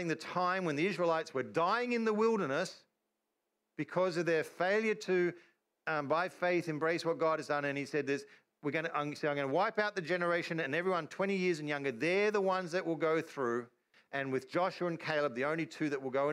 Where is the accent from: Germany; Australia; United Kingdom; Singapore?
Australia; I'm an Australian